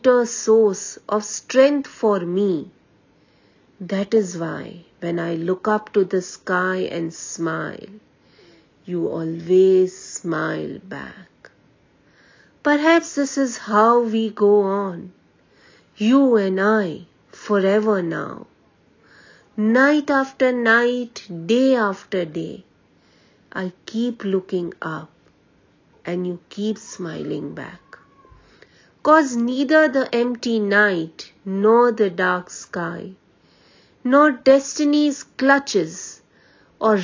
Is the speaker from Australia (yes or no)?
no; Mumbai, Maharashtra, India; I am from Mumbai